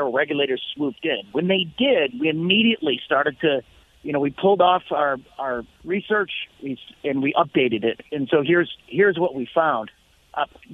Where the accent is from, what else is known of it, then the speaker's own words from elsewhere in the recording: Illinois, United States; I'm from Illinois